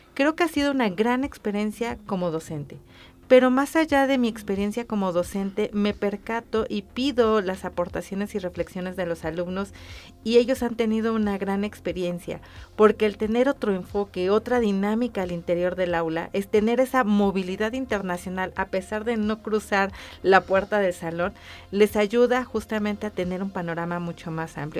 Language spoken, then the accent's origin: Spanish; Mexico